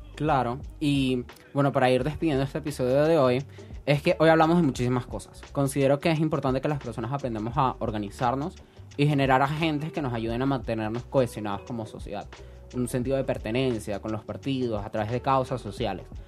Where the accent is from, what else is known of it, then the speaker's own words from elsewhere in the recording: Caracas, Capital District, Venezuela; Yo soy un caraqueño sin cultura